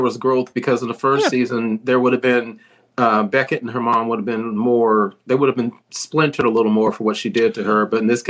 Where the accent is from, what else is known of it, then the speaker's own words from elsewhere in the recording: Texas, United States; moved away; as a native Texan